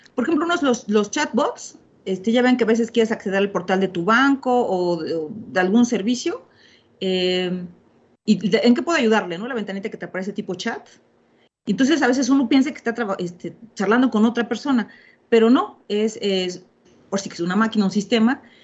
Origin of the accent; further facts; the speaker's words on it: Mexico; soy mexicana